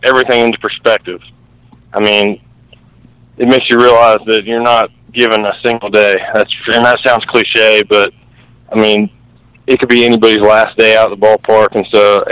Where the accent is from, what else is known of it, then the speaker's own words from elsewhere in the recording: North Carolina, United States; I'm from North Carolina